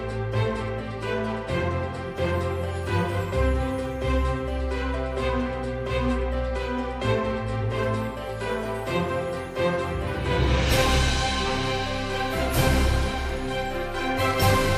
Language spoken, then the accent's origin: English; New York City, New York, United States; moved away as an adult; also born or lived in Louisville, Kentucky; I'm from Brooklyn.